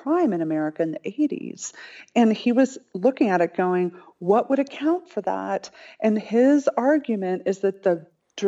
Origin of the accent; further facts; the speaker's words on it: Colorado Springs, Colorado, United States; I was raised in the Church of Christ in Colorado Springs